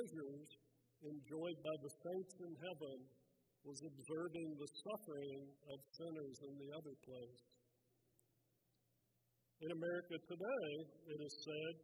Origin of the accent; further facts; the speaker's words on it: Texas, United States; my home state